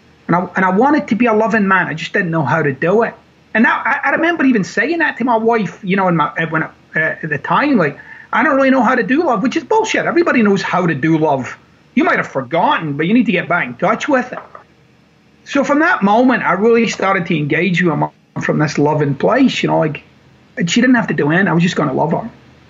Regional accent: Glasgow, Scotland, United Kingdom; So I thought, I'll just take a quick flight over to Glasgow, my hometown. I'll go see my mom.

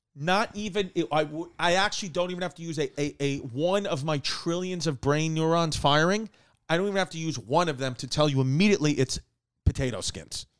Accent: New York, United States; I'm a New Yorker

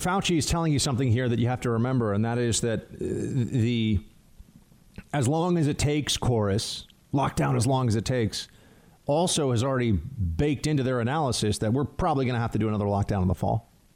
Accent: New York City, New York, United States; I'm in New York. New York is different. It's a very unique place that, in many ways, is absolutely fantastic, and I love it, and this is my hometown

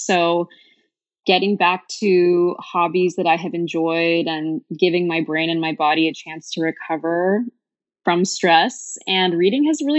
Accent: California, United States; now in Portland, United States; So I am originally from the Bay Area, and I moved to Portland 3 years ago during deep, dark COVID.

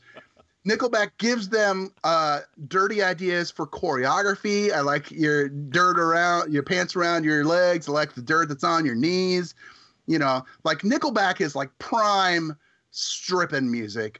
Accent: south central Nebraska, United States; We are in small town in south central Nebraska. My high school graduating class was like 41 people

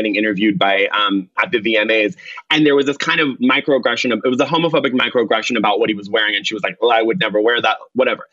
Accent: Orange County, California, United States; I grew up in Orange County. I was, you know, one of maybe five people of color in the school.

